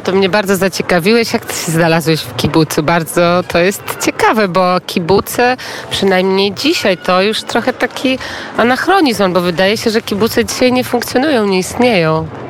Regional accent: Biała Podlaska, Lublin Voivodeship, Poland; sama pochodzę z Białej Podlaskiej, jestem ze wschodu

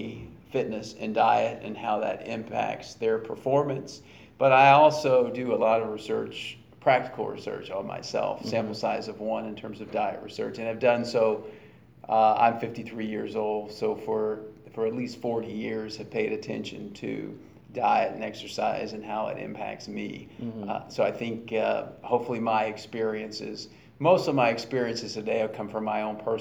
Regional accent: Baton Rouge, Louisiana, United States; born or raised there

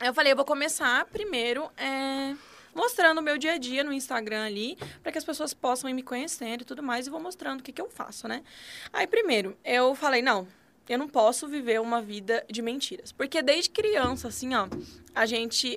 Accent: Santa Catarina, Brazil; moved away as an adult; now in Brasília, Brazil; catarinense. moro em Brasília tem. Vai fazer dois anos, na verdade

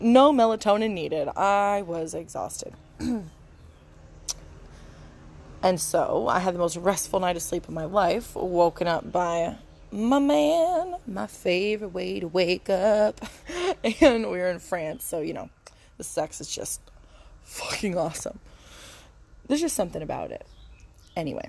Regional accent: Angola, New York, United States; moved away; also born or lived in Texas; I'm an Italian-American woman, and I grew up in Angola, New York, growing our own tomatoes

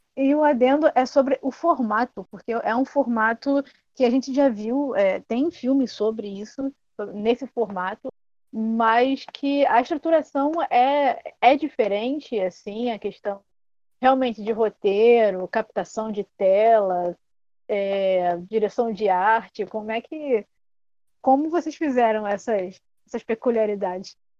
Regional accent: Brazil; a nossa identidade como brasileiro

